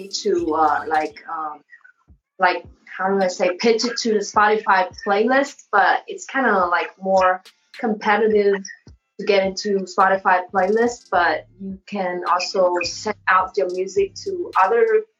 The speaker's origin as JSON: {"language": "English", "country": "Vietnam", "moved": "as an adult", "lives_now": "California, United States", "said": "I'm from Vietnam. I moved here like 5 years ago"}